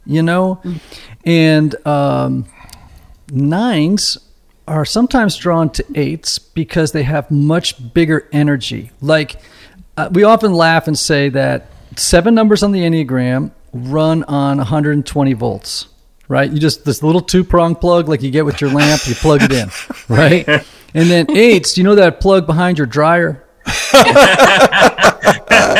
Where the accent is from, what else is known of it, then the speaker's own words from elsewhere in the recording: Southern Connecticut, United States; I'm from Connecticut, but Southern Connecticut